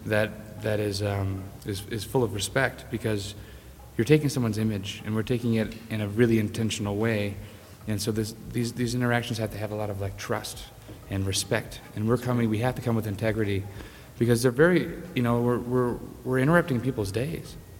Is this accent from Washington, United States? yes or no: no; Grand Rapids, Michigan, United States; we're both from Michigan, the same town, Grand Rapids.